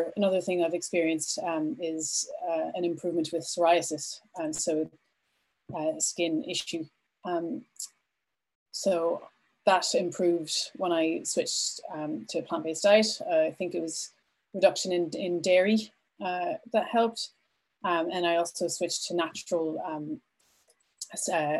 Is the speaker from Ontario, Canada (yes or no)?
no; Vancouver, British Columbia, Canada; moved away as an adult; now in Ireland; I am originally from Canada. I grew up in Vancouver and I moved to Ireland just over 16 years ago